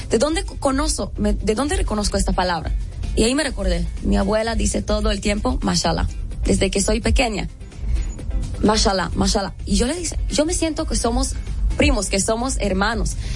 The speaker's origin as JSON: {"language": "Spanish", "town": "Jerusalem", "region": "Jerusalem District", "country": "Israel", "tie": "born or raised there", "second_language": "Spanish", "moved": "as an adult", "lives_now": "Dominican Republic", "said": "yo, yo nací y crecí en Jerusalén"}